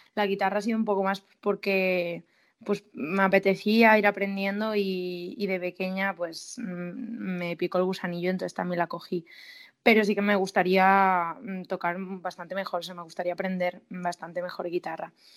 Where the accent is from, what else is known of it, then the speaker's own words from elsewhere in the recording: Galicia, Spain; yo soy gallega